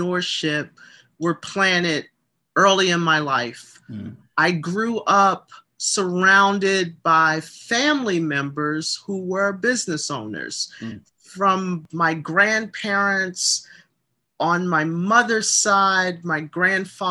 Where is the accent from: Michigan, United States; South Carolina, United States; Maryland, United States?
Maryland, United States; Baltimore; My hometown is the beautiful city of Baltimore, Maryland.